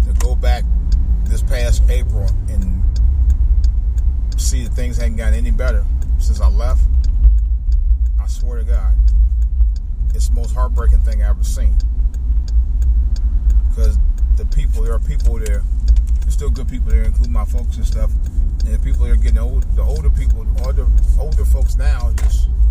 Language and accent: English; Cleveland, Ohio, United States; moved away; I grew up around East Cleveland, Ohio. I really consider East Cleveland my home, but although, you know, I was born in Cleveland